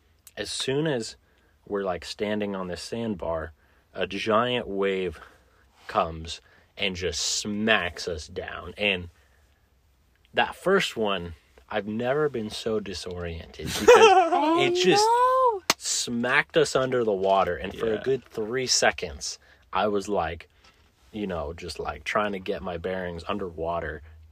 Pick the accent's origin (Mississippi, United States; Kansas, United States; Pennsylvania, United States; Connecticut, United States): Kansas, United States; It's February, but we're from Kansas.